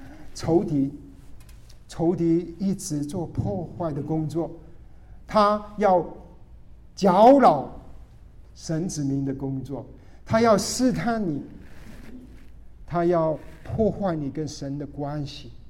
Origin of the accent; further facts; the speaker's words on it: Guangdong, China; 我们广东人叫他林伯林宝。